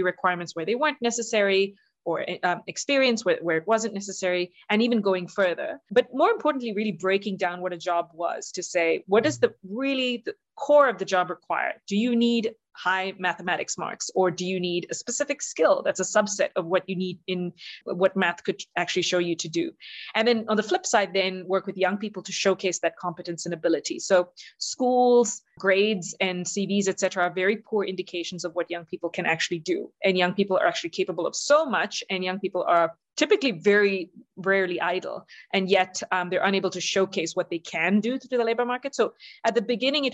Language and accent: English; South India, India; moved away; I'm originally from India